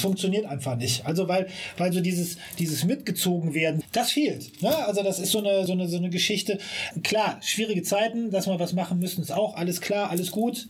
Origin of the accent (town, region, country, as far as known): Siegburg, North Rhine-Westphalia, Germany; born or raised there; moved away as an adult; now in Bonn, Germany